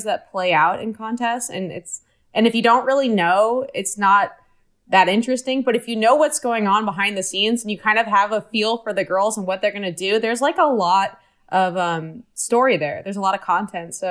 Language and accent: English; Santa Cruz, California, United States; I'm from Santa Cruz area, California.